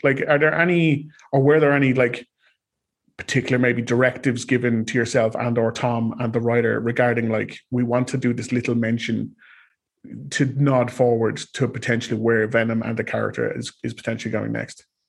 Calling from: Ireland; I am calling from Ireland

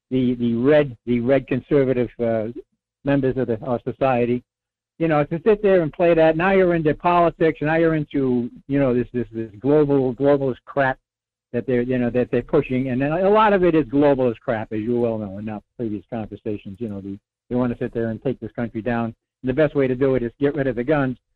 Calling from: North Pole, Alaska, United States; Good morning, Michael. This is … in North Pole.

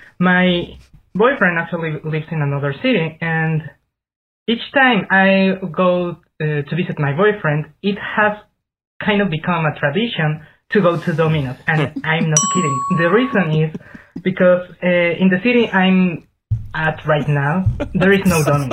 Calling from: Japan; I'm calling from Japan.

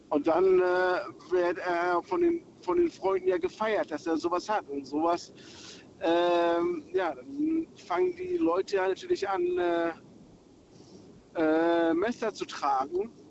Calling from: Berlin, Germany; Ich komme aus Berlin.

